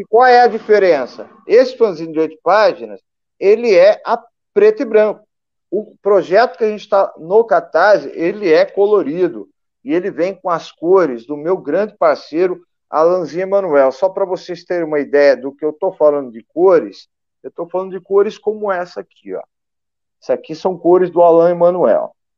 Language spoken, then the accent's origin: Portuguese; Brazil; como brasileiro